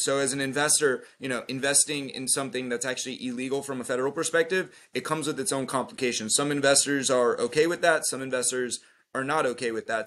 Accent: Florida, United States; I'm from Florida, but I'm here in New York

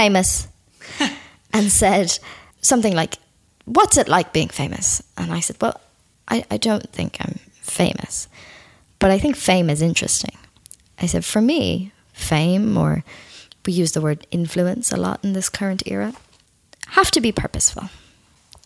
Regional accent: Ireland; I'm Irish. I live on an island of 4.5 million people

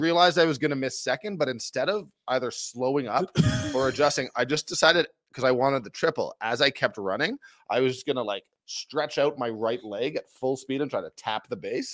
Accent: Toronto, Ontario, Canada; moved away as an adult; now in Calgary, Canada; as a guy who was born and raised in Toronto, has lived his most almost my entire adult life in Calgary

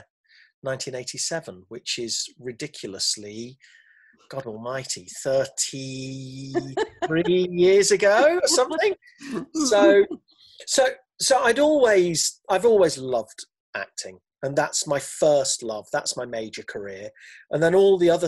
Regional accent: Leicester, East Midlands, United Kingdom; moved away; I was born and brought up in Leicester, where my mum still is, still in the same house

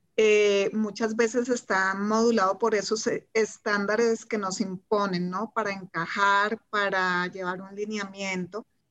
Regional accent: Colombia; also born or lived in Germany; soy de Colombia, vivo en Colombia, acá no tenemos estaciones

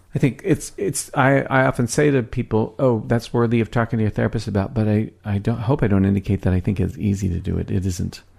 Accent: Philadelphia, Pennsylvania, United States; now in Seattle, United States; I'm from Philadelphia, right? I got here almost on a whim

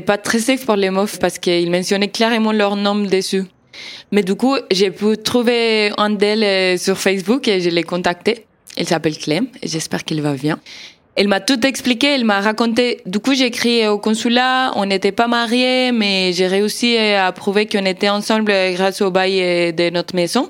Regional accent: Argentina; French is a second language; moved away as an adult; now in Strasbourg, France

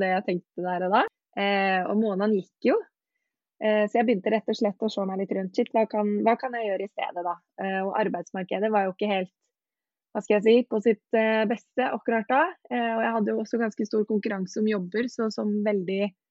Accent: Os, Vestland, Norway; moved away; jeg dro tilbake til hjemplassen min på Os

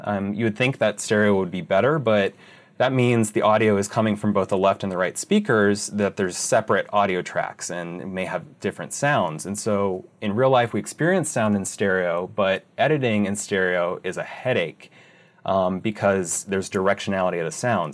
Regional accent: Ohio, United States; moved away as an adult; also born or lived in Arizona; I'm originally from Ohio

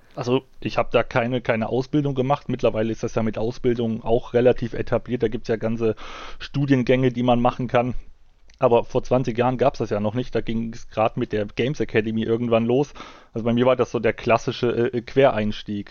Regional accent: East Germany, Germany; komme ja aus, aus, aus dem Osten von Deutschland, das heißt zur, zur Ostzeit, äh, zur DDR-Zeit war damit Spielen nichts

